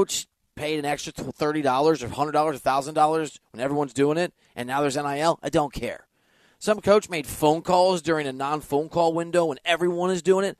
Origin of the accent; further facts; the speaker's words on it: Big Ten country, Midwest, United States; I'm from Big Ten country